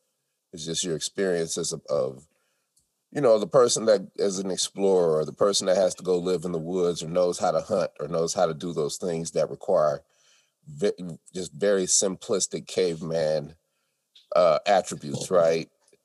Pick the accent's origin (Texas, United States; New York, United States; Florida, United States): New York, United States; the people who are hardcore, we're from New York, we don't like nobody.